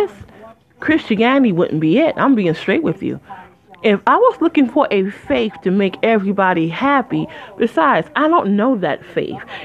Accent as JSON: {"language": "English", "town": "Detroit", "region": "Michigan", "country": "United States", "also_born_or_lived": "Flint, Michigan", "moved": "as an adult", "said": "I'm from Motown. I ain't lived there in 17, oh, I'm sorry. I lived there 20 years."}